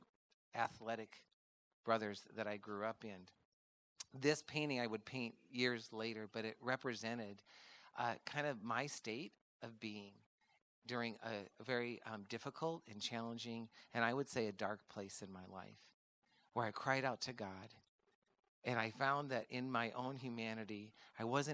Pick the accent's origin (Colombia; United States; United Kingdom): United States; Midwest; I grew up in the Midwest on a farm with four boys